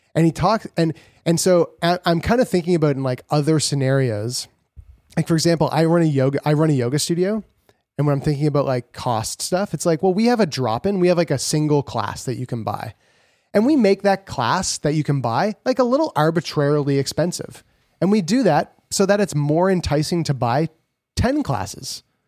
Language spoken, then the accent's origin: English; Canada; we're from Canada